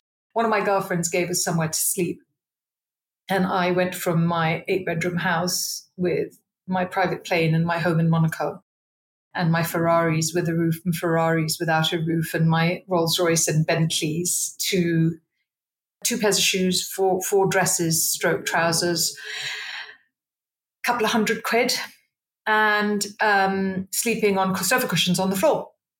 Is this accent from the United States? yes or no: no; India; I always laugh and say, you know, I'm an Indian, so my choices were doctor, lawyer, accountant, marriage or death type thing.